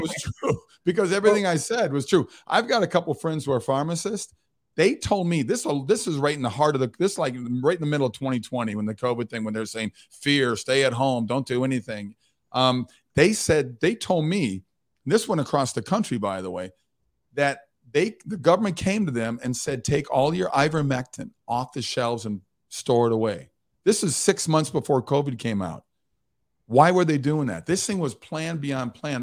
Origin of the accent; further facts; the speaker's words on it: Mound, Minnesota, United States; moved away as an adult; I grew up on Lake Minnetonka, beautiful Lake Minnetonka, wa, in a little town called Mound, Minnesota